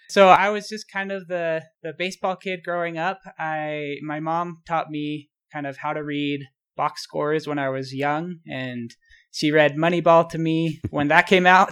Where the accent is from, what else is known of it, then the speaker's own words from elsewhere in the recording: Utah, United States; also born or lived in Baltimore / Boston; I spent most of my life in Utah. I, I was born in Baltimore, moved to Boston when I was young, and then moved to Utah when I was about six years old, and I've lived here ever since